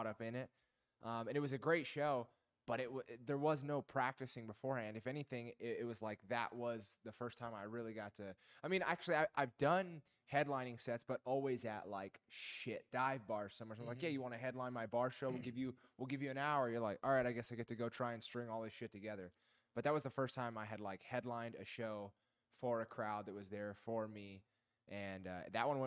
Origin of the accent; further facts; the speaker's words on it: Las Vegas, Nevada, United States; moved away; I went back to my hometown. I'm from Vegas